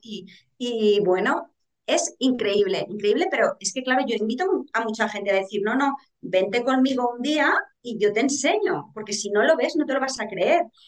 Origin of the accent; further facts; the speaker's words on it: Aragon, Spain; yo soy aragonesa